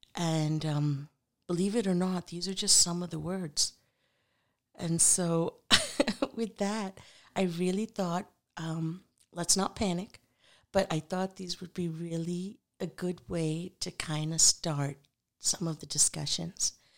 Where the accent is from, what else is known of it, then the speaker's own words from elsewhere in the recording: Punjab, Pakistan; I'm from Pakistan, so our native language, our national language is Urdu